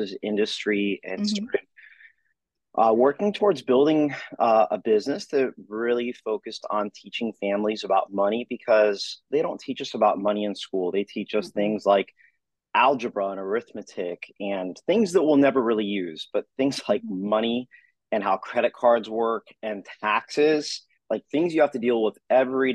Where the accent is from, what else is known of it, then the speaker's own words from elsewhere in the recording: Florida, United States; Florida area. My father at the time, growing up, was with the Miami Beach Police Department